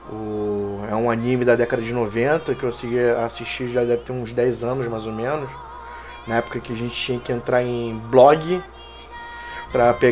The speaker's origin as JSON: {"language": "Portuguese", "region": "Rio de Janeiro", "country": "Brazil", "lives_now": "São Paulo, Brazil", "said": "eu sou carioca, né?"}